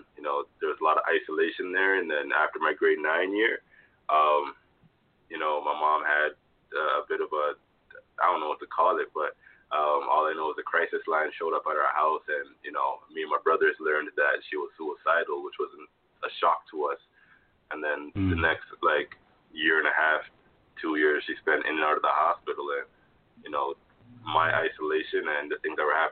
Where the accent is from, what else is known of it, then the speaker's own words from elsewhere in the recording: Toronto, Ontario, Canada; also born or lived in Jamaica; I was born in Jamaica, raised in Toronto.